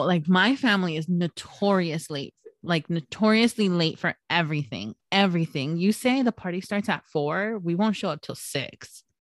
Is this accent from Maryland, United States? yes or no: no; San Gabriel Valley, California, United States; Hiram and I actually grew up in the San Gabriel Valley